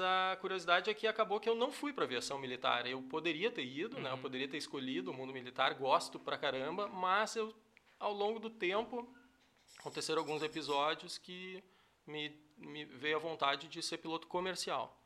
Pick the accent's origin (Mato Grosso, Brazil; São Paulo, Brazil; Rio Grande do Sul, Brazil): Rio Grande do Sul, Brazil; Cachoeira do Sul; also born or lived in Encruzilhada do Sul / Santa Cruz do Sul / Porto Alegre / Manaus; Eu nasci em Cachoeira, uhum. morei, acho que um, um, ano de vida. Minha mãe e o meu pai foram morar na, na, fazenda, que meu avô tinha falecido. Ela herdou uma fazenda no Irapuazinho, uhum. perto da Fazenda Chalé, que é uma fazenda famosa hoje. E eu, eu cresci lá